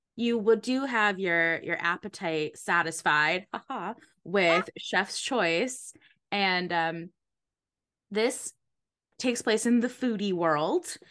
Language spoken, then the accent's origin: English; Connecticut, United States; I grew up in Connecticut, so not far from Newport, Rhode Island